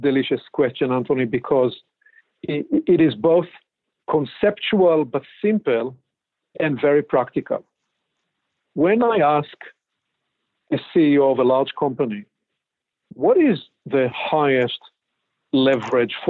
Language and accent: English; Israel; moved away as an adult; now in Pacific Northwest, United States; born and raised in Israel.